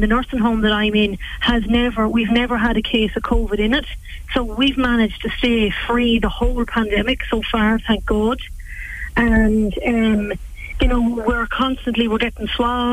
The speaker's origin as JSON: {"language": "English", "area": "West Cavan", "region": "Ulster", "country": "Ireland", "also_born_or_lived": "Australia", "said": "I'm from Cavan, West Cavan, actually. I just recently came home from Australia"}